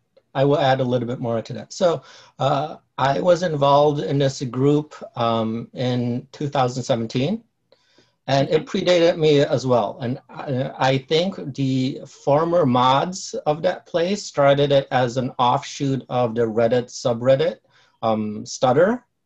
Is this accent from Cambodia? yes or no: yes; Cambodia; also born or lived in Chicago; now in San Jose, United States; I immigrated here in the 70s, late 70s. Mm-hmm. And I originally lived in Chicago after I came here from Cambodia. And then after college, I moved to the San Jose, California area.